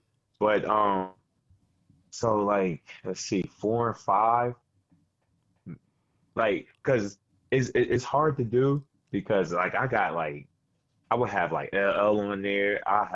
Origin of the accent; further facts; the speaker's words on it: Queens, New York, United States; Oh, yeah, 50 from my hood. I'm from Queens, too.